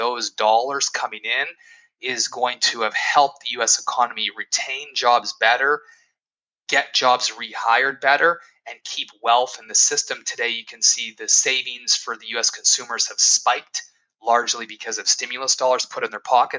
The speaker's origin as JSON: {"language": "English", "town": "Edmonton", "region": "Alberta", "country": "Canada", "tie": "born or raised there", "said": "I was born in Edmonton"}